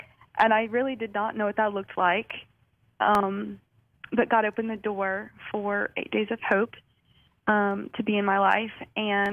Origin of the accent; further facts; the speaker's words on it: Tupelo, Mississippi, United States; I grew up in Tupelo, Mississippi. It's northern Mississippi.